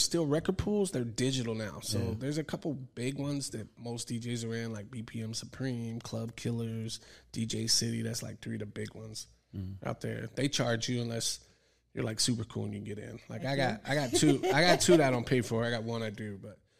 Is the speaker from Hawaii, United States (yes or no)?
yes; Hawaii, United States; Because I grew up in Hawaii, so until the military, I didn't know racism until I went in the military. Everyone was mixed. It's a melting pot, you know.